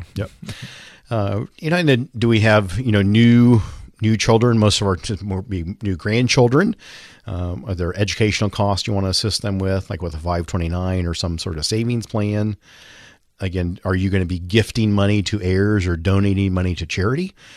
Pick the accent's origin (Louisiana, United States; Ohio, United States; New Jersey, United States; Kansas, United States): Kansas, United States; Linden; I grew up in Linden, Kansas, population twelve hundred.